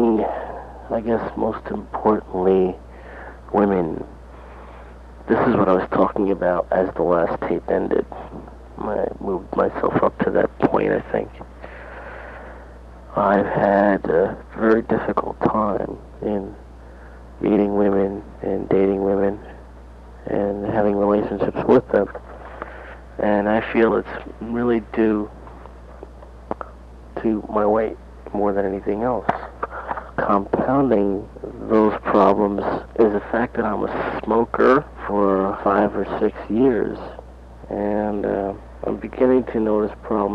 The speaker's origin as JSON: {"language": "English", "town": "Lindenhurst", "region": "New York", "country": "United States", "tie": "born or raised there", "also_born_or_lived": "Amityville, New York", "said": "Grew up in Lindenhurst, New York. Went to Lindenhurst High School"}